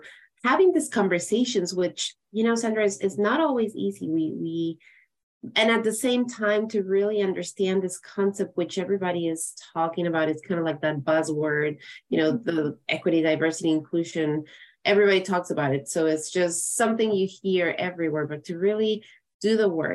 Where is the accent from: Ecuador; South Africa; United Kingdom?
Ecuador; now in United States; I'm from Ecuador, from South America